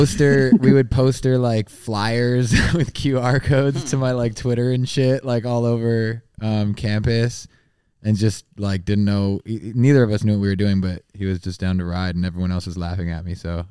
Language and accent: English; Ottawa, Ontario, Canada; also born or lived in Toronto; So I'm from Ottawa, Canada